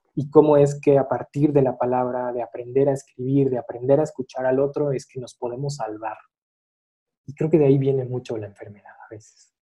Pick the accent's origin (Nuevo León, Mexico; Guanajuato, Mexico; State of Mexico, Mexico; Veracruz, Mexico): Guanajuato, Mexico; Irapuato; also born or lived in Tijuana; now in Mexico City, Mexico; nací en la Ciudad de México, crecí en la ciudad de Irapuato, Guanajuato.